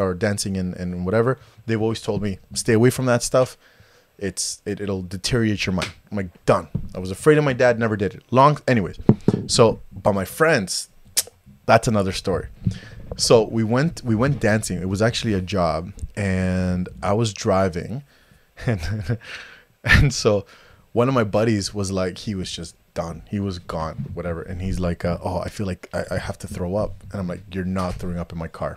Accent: Toronto, Ontario, Canada; I grew up in Scarborough

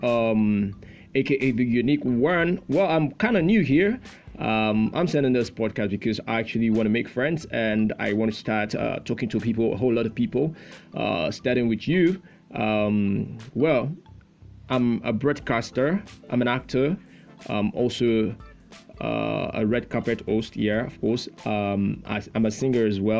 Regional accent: Nigeria; I'm a Nigerian

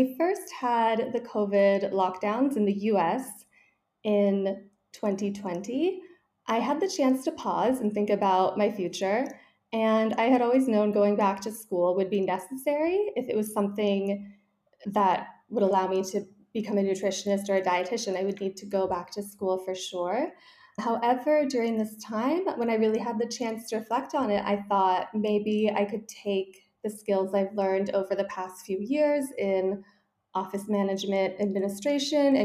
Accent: Malibu, California, United States; moved away as an adult; also born or lived in San Francisco, United States; now in Paris, France; I grew up in Malibu, California, very small town.

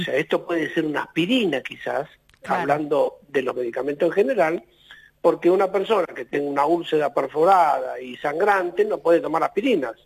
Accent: Argentina; nosotros somos Argentina

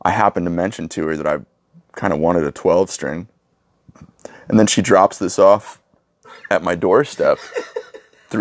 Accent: Spring Grove, Pennsylvania, United States; I was born in Spring Grove

